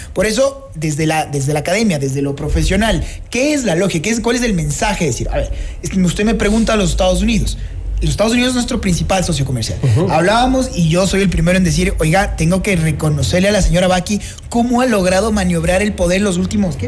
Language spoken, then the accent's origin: Spanish; Ecuador